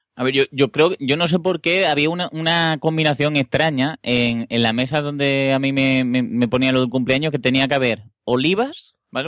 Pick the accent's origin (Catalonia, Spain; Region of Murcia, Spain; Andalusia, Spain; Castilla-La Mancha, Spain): Andalusia, Spain; Seville; yo no vi un McDonald's en Sevilla hasta que no tuve por lo menos 10 o 12 años